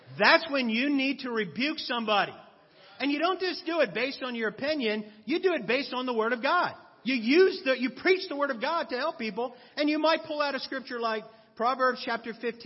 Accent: East Coast, United States; now in Los Angeles, United States; I'm from the East Coast.

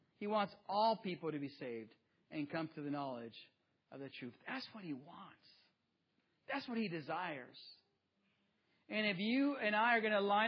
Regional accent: Mecca, California, United States; also born or lived in Jiquilpan, Mexico; growing up in the metropolis of seven streets, one stoplight in Mecca, California, in the east part of the Coachella Valley, back before Coachella was Coachella. I grew up there

